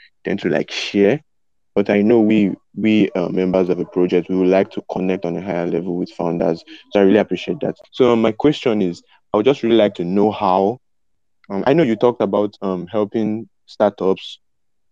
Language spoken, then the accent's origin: English; Nigeria; I'm from Nigeria